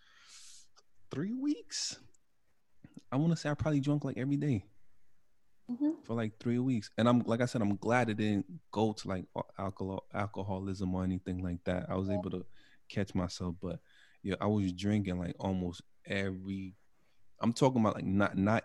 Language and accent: English; New York City, New York, United States; I'm from Brooklyn